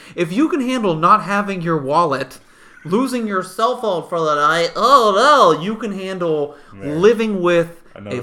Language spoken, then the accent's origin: English; Massachusetts, United States; also born or lived in New Jersey; From birth to seventh grade, I was in New Jersey. From 7th grade on through like the rest of most of my life, I was in Massachusetts